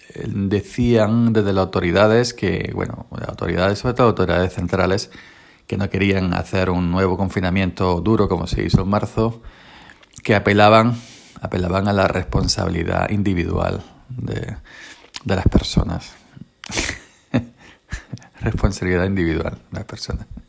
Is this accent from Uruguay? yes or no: no; Andalusia, Spain; mi pueblo es uno de los pueblos, de los tantos pueblos de Andalucía